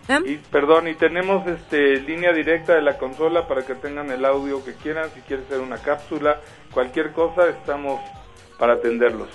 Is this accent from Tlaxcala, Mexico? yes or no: no; Mexico City, Mexico; Yo soy oriundo de Polanco.